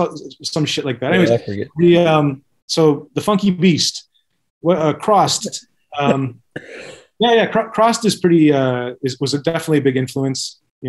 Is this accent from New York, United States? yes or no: yes; New York, United States; I'm from New York. You know, like they don't get that shit.